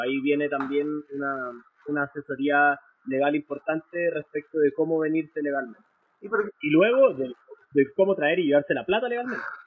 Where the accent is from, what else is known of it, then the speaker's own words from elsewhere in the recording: Chile; soy de Chile, estudié Derecho en la Universidad Adolfo Ibáñez